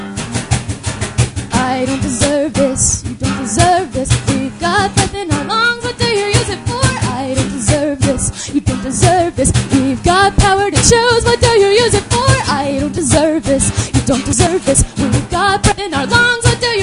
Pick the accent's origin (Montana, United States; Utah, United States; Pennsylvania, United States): Pennsylvania, United States; moved away as an adult; I'm originally from Pennsylvania